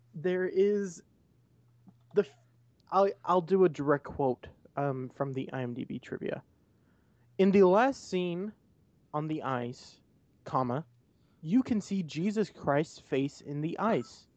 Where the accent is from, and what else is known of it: United States